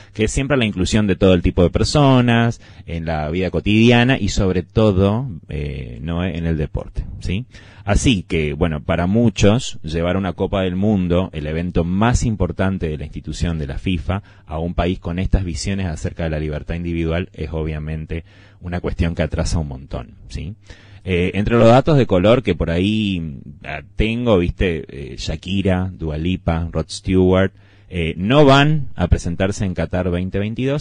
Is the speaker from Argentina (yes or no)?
yes; Argentina; Como buen argentino que soy